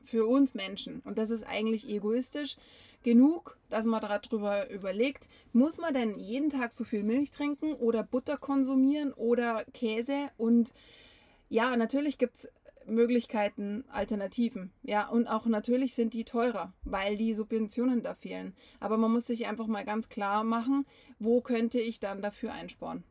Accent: Bavaria, Germany; bei uns in Bayern

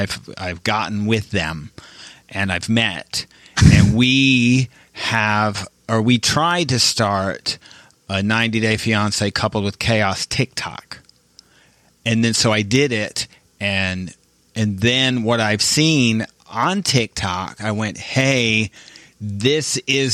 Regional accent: Midwest, United States; I'm from the Midwest.

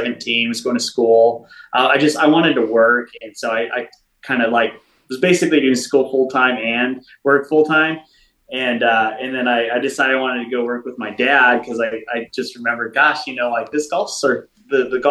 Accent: Paso Robles, California, United States; moved away as an adult; also born or lived in Ventura, California; now in Texas, United States; I actually grew up in Paso Robles, California

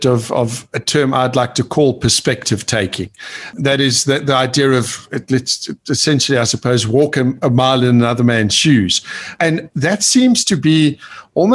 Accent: South Africa; growing up in South Africa, I grew up during the apartheid era

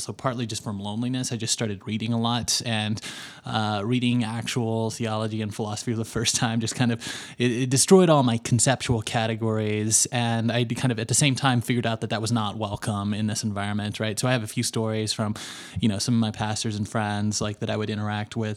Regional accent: Little Rock, Arkansas, United States; moved away as an adult; also born or lived in Los Angeles, United States; now in Denver, United States; I lived my entire life in Little Rock, Arkansas. So, I grew up in Bible Belt world

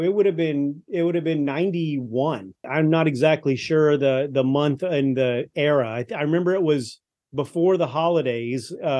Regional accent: Arlington, Texas, United States; also born or lived in North Carolina; So I'm from Arlington, Texas, right? DFW area. So I went to Arlington High.

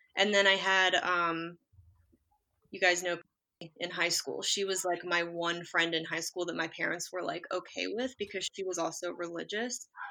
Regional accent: West Virginia, United States; moved away; also born or lived in Baltimore; I'm from West Virginia and went like I was in a congregation there

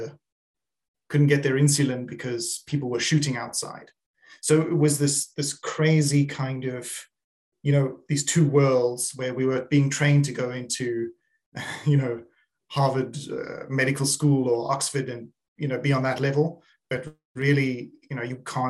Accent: South Africa; I was born in South Africa

